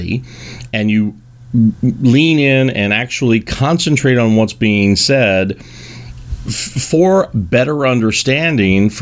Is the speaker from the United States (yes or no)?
yes; Kentucky, United States; I am from Kentucky